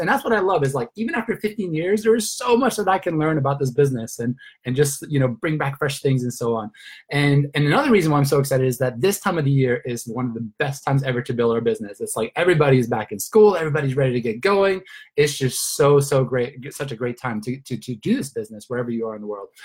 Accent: Sweden; moved away as an adult; also born or lived in Australia / Luxembourg / London / Turkey; now in Spain; I'm originally from Sweden

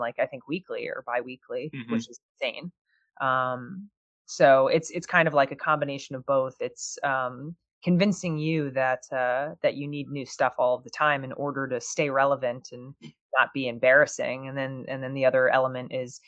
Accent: New Jersey, United States; I grew up in New Jersey

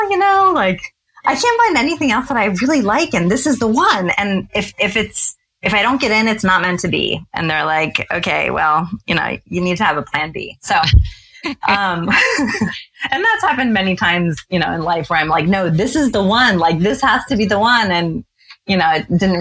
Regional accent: Cincinnati, Ohio, United States; moved away as an adult; also born or lived in Stamford, Connecticut / Norwalk, Connecticut / Boston, Massachusetts; We were there as a family from age 5 to age 18

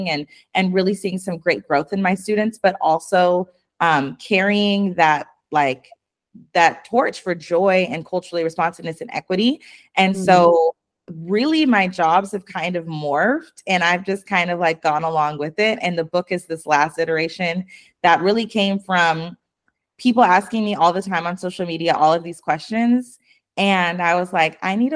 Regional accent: Spokane, Washington, United States; I grew up in Eastern Washington and Spokane.

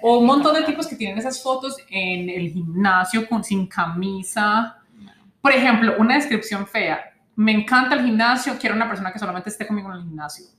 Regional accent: Colombia; como colombiano latino

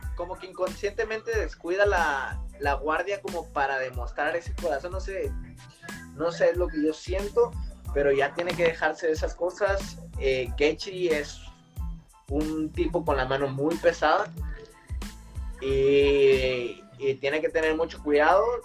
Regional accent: Tijuana, Baja California, Mexico; yo también soy tijuanense, porque Bueno, nací en, nací en Tijuana, pero, toda mi vida en Tijuana.

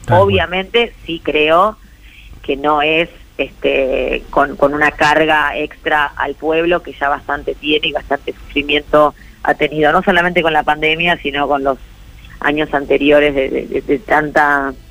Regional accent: Argentina; ahí pondré mi granito de arena, como, como tantos argentinos y argentinas, ¿eh?

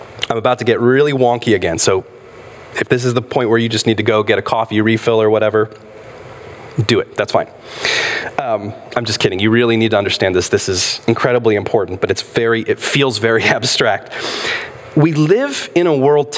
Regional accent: United States; in our country, in the United States of America

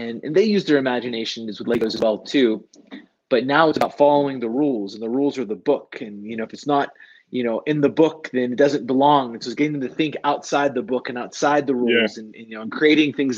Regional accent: near Pittsburgh, Western Pennsylvania, United States; moved away as an adult; now in Boulder, United States; And I grew up in Western Pennsylvania. I grew up near Pittsburgh

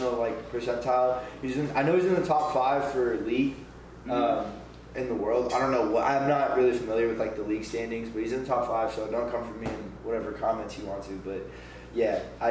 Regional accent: Bay Area, California, United States; moved away as an adult; now in Arizona, United States; Originally from the Bay Area

